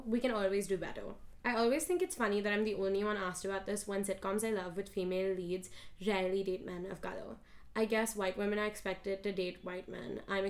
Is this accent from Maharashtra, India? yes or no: yes; Mumbai, Maharashtra, India; moved away as an adult; now in New York, United States; I think I have lived in India my full life, right? And then now I go to NYU